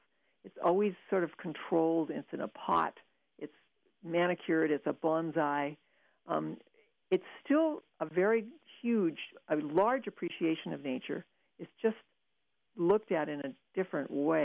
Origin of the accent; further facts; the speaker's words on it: Pacific Northwest, United States; moved away; growing up in the Pacific Northwest